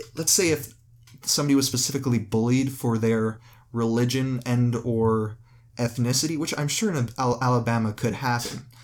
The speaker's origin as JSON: {"language": "English", "country": "Canada", "said": "I'm a Canadian"}